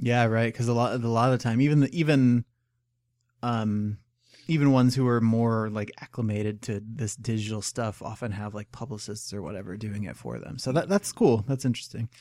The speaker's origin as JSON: {"language": "English", "country": "United States", "said": "as an American"}